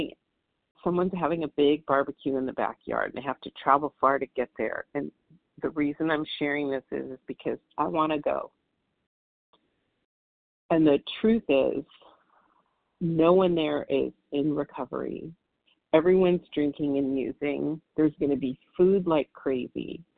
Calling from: Southern California, United States; I'm calling from Southern California, and it's dark and early over here.

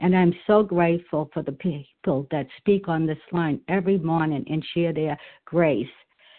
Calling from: New Hampshire, United States; I'm calling from New Hampshire.

